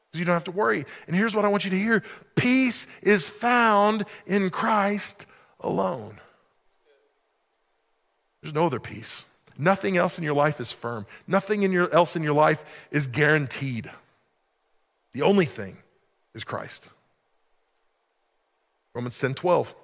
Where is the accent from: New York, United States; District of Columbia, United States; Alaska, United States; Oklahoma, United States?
Oklahoma, United States; moved away as an adult; I grew up in Oklahoma